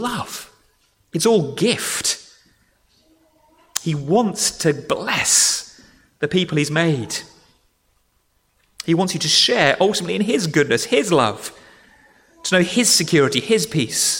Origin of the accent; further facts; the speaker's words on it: Dorset, South West England, United Kingdom; moved away; I grew up in Dorset